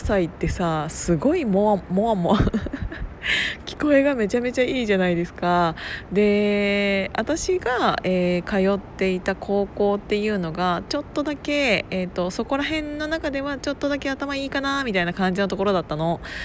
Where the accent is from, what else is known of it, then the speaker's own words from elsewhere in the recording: Kiryu, Gunma, Japan; 群馬県桐生市っていうところで生まれ育って